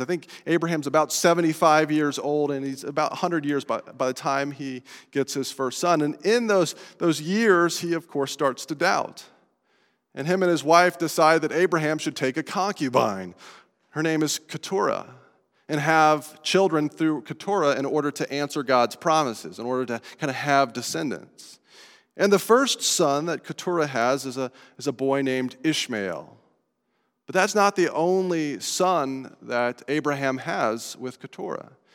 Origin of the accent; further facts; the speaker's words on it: Estes Park, Colorado, United States; moved away; I grew up in Estes Park in the, the mountains of Colorado